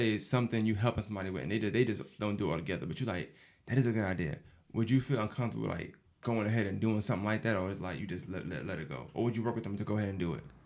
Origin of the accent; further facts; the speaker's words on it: New York City, New York, United States; now in Augusta, United States; I'm from Brooklyn, New York